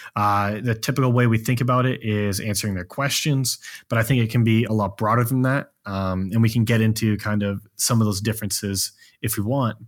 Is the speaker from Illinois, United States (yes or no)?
no; Maine, United States; now in Austin, United States; while I'm from Maine, I currently live in Austin, Texas